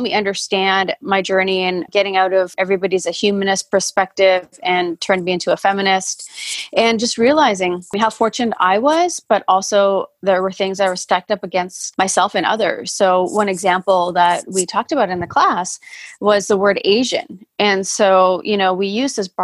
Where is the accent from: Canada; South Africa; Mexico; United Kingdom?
Canada; Vancouver, British Columbia; moved away as an adult; also born or lived in Fiji / Calgary, Alberta, Canada; now in Portland, United States; I was born in Fiji and I moved to Canada, Calgary, Alberta, when I was 1.5. So 1.5 to almost 8. So pretty, you know, I have memories of Canada and Calgary. I was in Calgary. And then from 8 to 18, which I call my formative years, I was in Vancouver, BC.